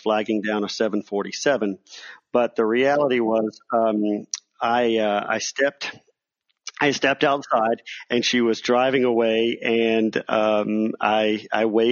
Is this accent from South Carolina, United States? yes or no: yes; Charleston, South Carolina, United States; moved away as an adult; also born or lived in North Georgia; I am originally from Charleston, South Carolina